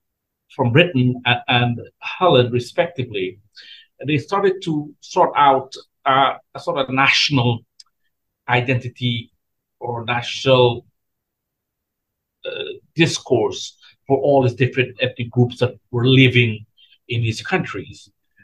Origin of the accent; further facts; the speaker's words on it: Guyana; moved away as an adult; also born or lived in US Virgin Islands; now in United States; I was born in Guyana, country at the southeastern shore of South America. And I am a descendant of indentured laborers who were brought from India to work on the Caribbean sugar plantations